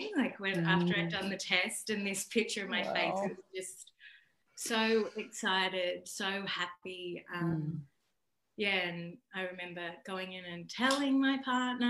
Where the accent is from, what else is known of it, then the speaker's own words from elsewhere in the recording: Taree, New South Wales, Australia; also born or lived in Port Macquarie; I grew up in Taree.